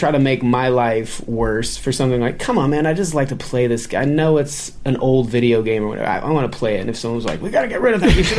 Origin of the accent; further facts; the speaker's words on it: Nevada, United States; Well, I'm from Nevada.